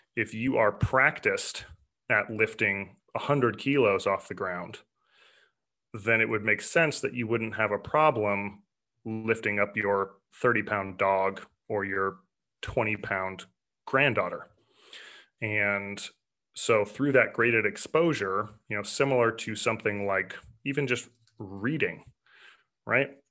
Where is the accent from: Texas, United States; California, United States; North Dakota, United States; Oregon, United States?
Oregon, United States; Portland; I grew up in Portland, Oregon